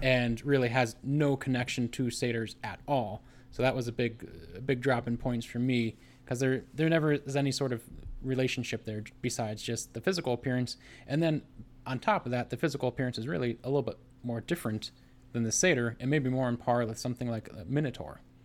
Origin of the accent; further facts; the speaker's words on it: United States; growing up in America